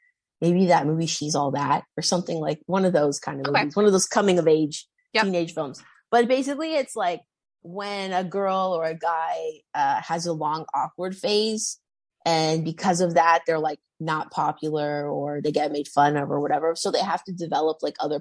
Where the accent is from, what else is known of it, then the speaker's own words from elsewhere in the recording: Toronto, Ontario, Canada; I went to like a small private school here in Toronto.